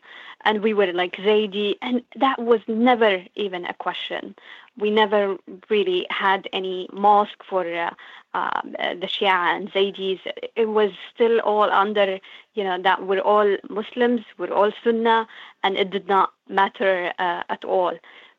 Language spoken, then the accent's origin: English; Sana'a, Amanat Al Asimah, Yemen; moved away; for me growing up in Sana'a